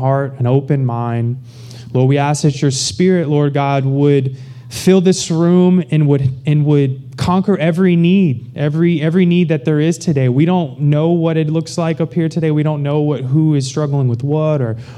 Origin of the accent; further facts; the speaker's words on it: Baton Rouge, Louisiana, United States; moved away as an adult; now in Houston, United States; I grew up in Baton Rouge, Louisiana